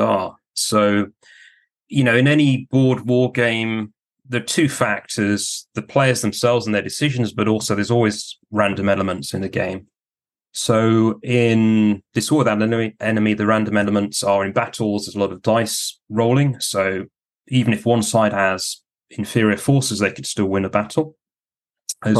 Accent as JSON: {"language": "English", "region": "Yorkshire and the Humber", "country": "United Kingdom", "said": "as a Yorkshireman myself"}